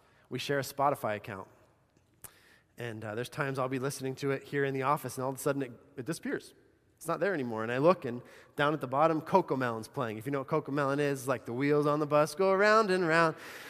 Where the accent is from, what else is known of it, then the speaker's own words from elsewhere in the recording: Bolivia; I think of growing up in Bolivia.